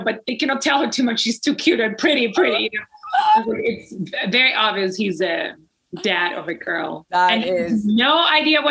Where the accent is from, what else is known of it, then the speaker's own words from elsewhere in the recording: Czechia; moved away; I come from the Czech Republic. I come from Europe.